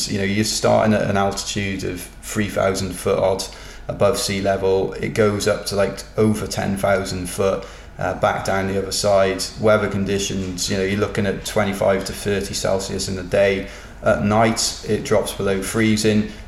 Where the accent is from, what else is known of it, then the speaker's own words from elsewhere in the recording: Cardiff, Wales, United Kingdom; I'm from Cardiff